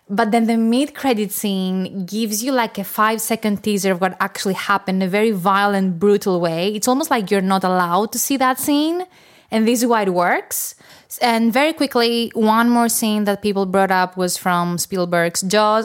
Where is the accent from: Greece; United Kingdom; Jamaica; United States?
Greece; I'm from Greece